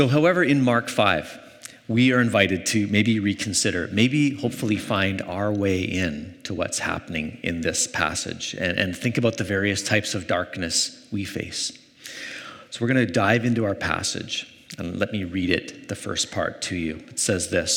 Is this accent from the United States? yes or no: no; Canada; Growing up in Canada